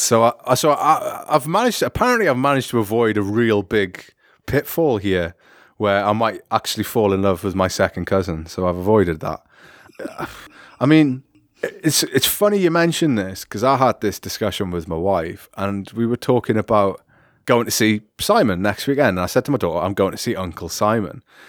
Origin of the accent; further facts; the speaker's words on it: United Kingdom; me being British